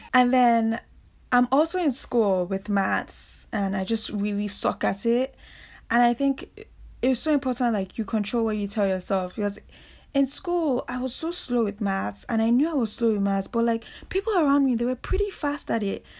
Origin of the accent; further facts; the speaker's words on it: Nigeria; moved away as an adult; also born or lived in Reading, England; I grew up in Nigeria, and that is where I spent most of, you know, my childhood, teenage years growing up